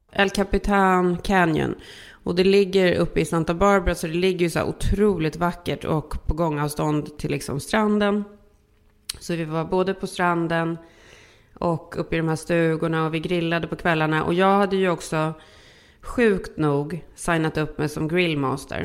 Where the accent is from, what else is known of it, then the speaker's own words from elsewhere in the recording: Sweden; now in California, United States; vi är ju svenskar